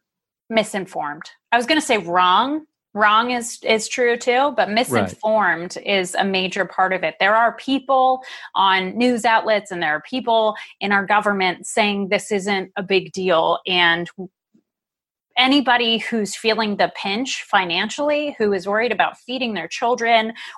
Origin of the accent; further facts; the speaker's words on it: Ohio, United States; now in Oregon, United States; where I grew up in Ohio